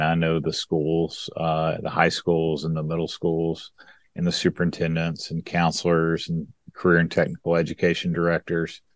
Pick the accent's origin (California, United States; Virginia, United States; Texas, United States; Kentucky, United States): Kentucky, United States; West; moved away as an adult; also born or lived in Atlanta, Georgia; now in West Tennessee, United States; I worked my first job back in this area because I'm from West Kentucky, so near near where I grew up